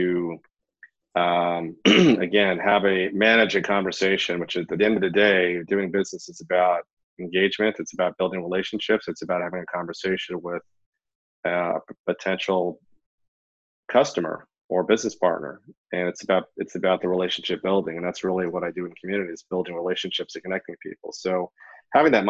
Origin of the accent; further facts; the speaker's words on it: New York, United States; I grew up in New York, fluent in Hebrew